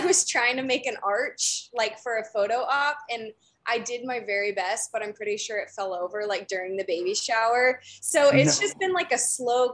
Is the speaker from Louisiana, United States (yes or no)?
no; Dallas, Texas, United States; moved away as an adult; now in California, United States; I'm from Dallas, grew up in Dallas, and then I came out here to California for college